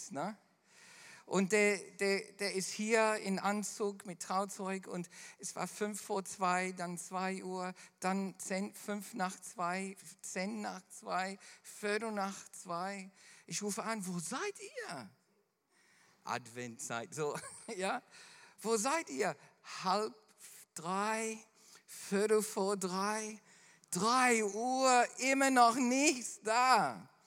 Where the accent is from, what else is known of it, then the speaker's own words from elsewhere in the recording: Melbourne, Victoria, Australia; da, wo ich groß geworden bin in Melbourne, gibt es dann zwei Stunden äh, von Melbourne entfernt eine Insel